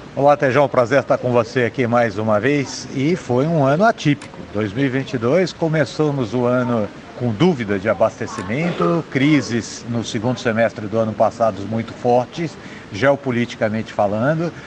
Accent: Brazil

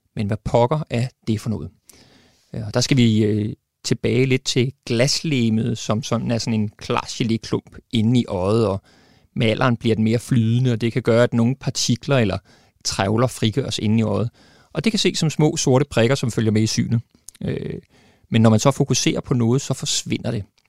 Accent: Denmark; vi som danskere

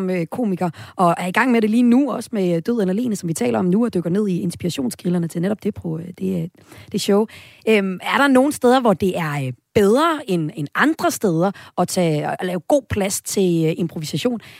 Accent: Aalborg, North Denmark Region, Denmark; Jeg kommer selv fra Aalborg.

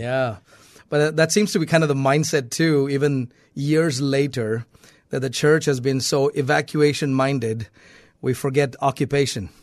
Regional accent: South India, India; now in United States; I was born and raised in India, in South India.

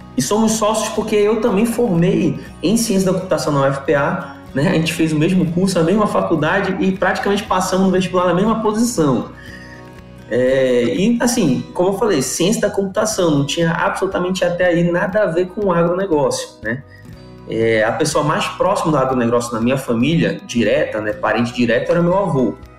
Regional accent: Belém, Pará, Brazil; Eu sou de Belém

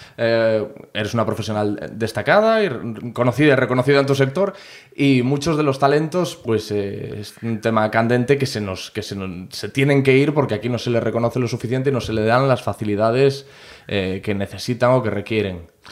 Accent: Corcubión, Galicia, Spain; moved away; yo soy de Corcubión, ahora estoy aquí

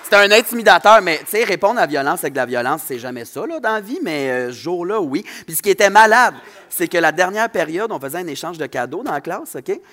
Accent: Saguenay, Quebec, Canada; accent: Saguenayen; also born or lived in Saint-Jean-sur-Richelieu; mon accent de Saguenayen

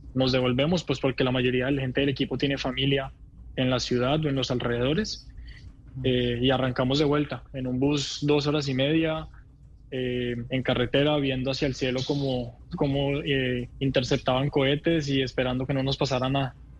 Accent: Bogotá, Colombia; moved away as an adult; now in Israel; soy colombiano, me nací y crecí en Colombia, en Bogotá

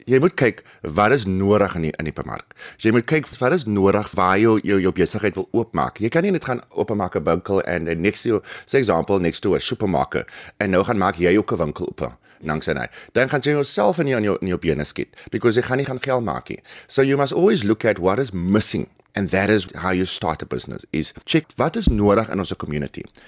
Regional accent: Humansdorp, Eastern Cape, South Africa; now in Plumstead, Cape Town, South Africa; ek is gebore in die Kaap en ek skool gaan in Humansdorp.

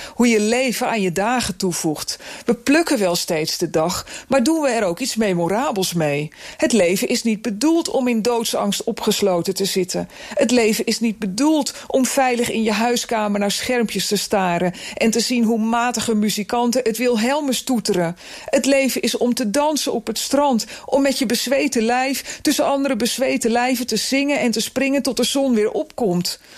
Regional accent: Netherlands; de suffe polder waar ik opgroeide

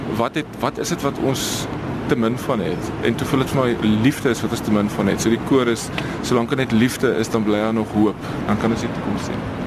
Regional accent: Stellenbosch, Western Cape, South Africa; also born or lived in Pretoria / Noordhoek / Mowbray; so ek het op Stellenbosch groot geword

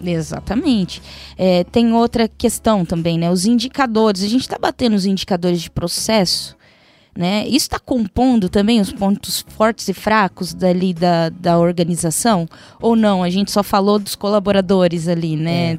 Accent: interior of São Paulo, Brazil; accent: interior paulista; Percebam pelo meu sotaque que eu sou do interior de São Paulo

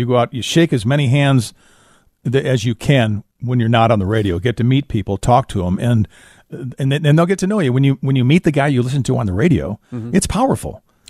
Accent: Florida, United States; When I was growing up in South Florida, my dad would always rent a place near here

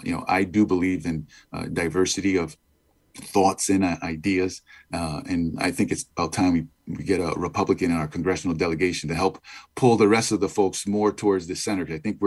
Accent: New Haven, Connecticut, United States; I grew up in inner city New Haven, in the Hill section of New Haven. As you mentioned, I've got parents from Guatemala, Central America, and I've got cousins

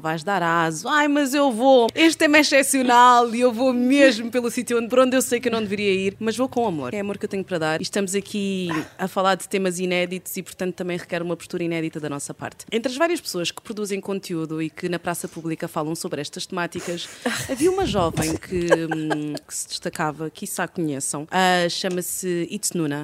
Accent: Cabinda, Angola; moved away; a cidade onde eu nasci, algo assim. Uhum. em Cabinda.

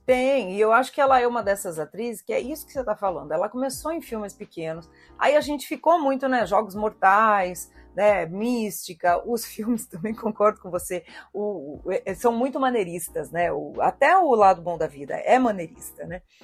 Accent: Southeast Brazil, Brazil; eu, como sudestina, né? Eu e o Thiago somos do Sudeste

